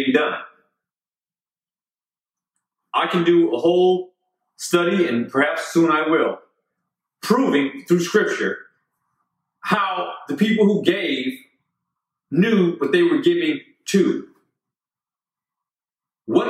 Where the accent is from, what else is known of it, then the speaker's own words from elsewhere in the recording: United States; I'm an American.